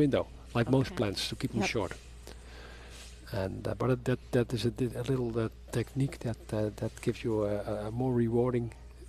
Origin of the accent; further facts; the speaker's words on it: Lisse, South Holland, Netherlands; I was born up in Lissa.